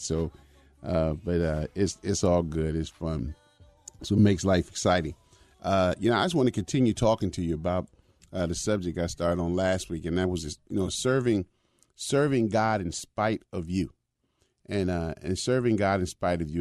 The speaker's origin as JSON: {"language": "English", "town": "Chicago", "region": "Illinois", "country": "United States", "tie": "born or raised there", "said": "when I was a young boy growing up in Chicago"}